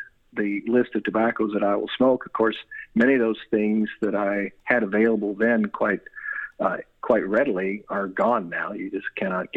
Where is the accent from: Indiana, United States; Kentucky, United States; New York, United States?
Kentucky, United States; Louisville; also born or lived in Washington, D.C.; I am a native Louisvillian, so I've always been here, with a short stint away in the D.C. area when I was in my early 20s.